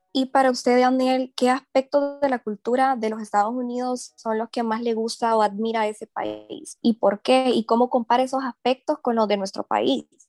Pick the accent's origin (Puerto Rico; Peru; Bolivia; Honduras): Honduras; nosotros como hondureños